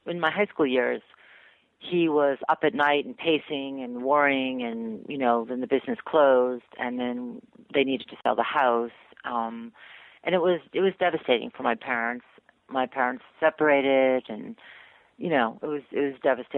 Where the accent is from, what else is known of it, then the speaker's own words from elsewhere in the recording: Newton, Massachusetts, United States; moved away as an adult; also born or lived in Atlanta; I grew up in Newton, which is a sort of affluent suburb of Boston